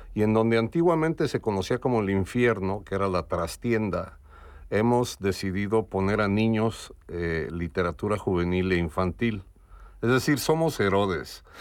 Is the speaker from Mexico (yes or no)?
yes; Mexico; now in Madrid, Spain; como mexicano